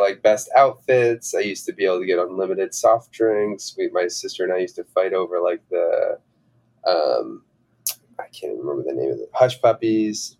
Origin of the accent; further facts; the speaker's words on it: Long Island, New York, United States; first language English; I was born in New York, uh, in Long Island